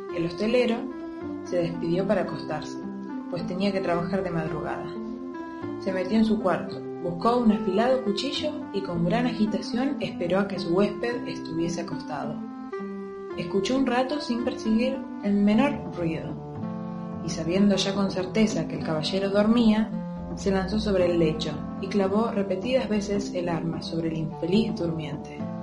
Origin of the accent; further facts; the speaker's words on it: Buenos Aires, Argentina; soy de Capital Federal